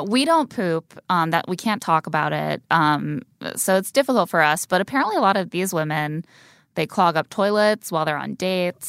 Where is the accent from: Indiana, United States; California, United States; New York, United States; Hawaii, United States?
Indiana, United States; Where I grew up in Indiana